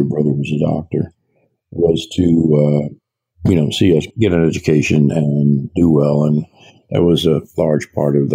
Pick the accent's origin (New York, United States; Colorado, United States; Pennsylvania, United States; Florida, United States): New York, United States; New York City; I was born in New York City, was raised in New York City and its suburbs